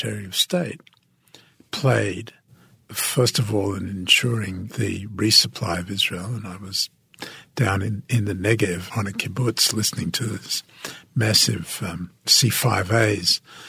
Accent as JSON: {"language": "English", "country": "Australia", "moved": "as an adult", "lives_now": "Washington, United States", "said": "what is an Australian doing telling us how to run our foreign policy? In fact, my accent turned out to be a great asset"}